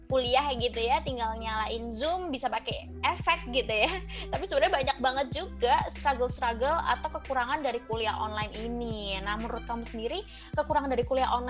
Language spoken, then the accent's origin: Indonesian; Malang, East Java, Indonesia; now in Surabaya, Indonesia; aku langsung pesan tiket kereta gitu ya dari Surabaya ke Malang ke kota aku, karena panik juga gitu ya, sebagai anak rantau yang nggak rantau-rantau banget, karena Malang tuh deket tapi tapi tetap aja rantau gitu ya